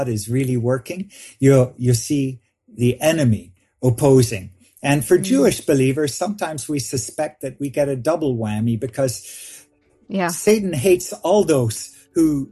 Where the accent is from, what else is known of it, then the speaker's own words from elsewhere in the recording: Vancouver, British Columbia, Canada; I grew up in Vancouver, Canada.